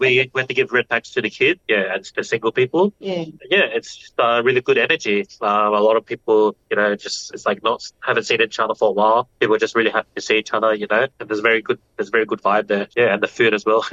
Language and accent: English; Australia; first language English; I grew up in Australia, English was the main language that was used in the household.